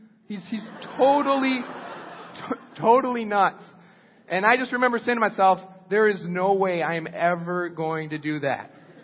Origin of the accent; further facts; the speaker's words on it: Costa Rica; When I was 16 years old, I grew up in Costa Rica, so I went to youth group. My parents were missionaries.